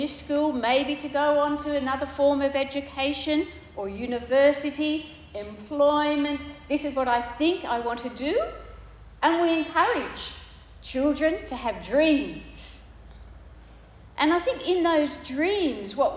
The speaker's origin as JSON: {"language": "English", "town": "Sydney", "region": "New South Wales", "country": "Australia", "tie": "born or raised there", "also_born_or_lived": "Tanzania", "moved": "as an adult", "said": "when I'm growing up in Sydney"}